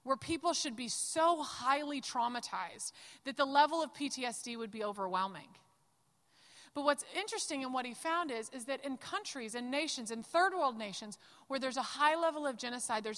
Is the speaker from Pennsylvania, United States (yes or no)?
no; Dallas, Texas, United States; I'm from Dallas